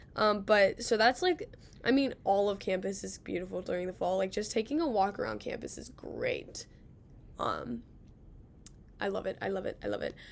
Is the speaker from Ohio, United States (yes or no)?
yes; Cincinnati, Ohio, United States; now in Athens, United States; I'm from Cincinnati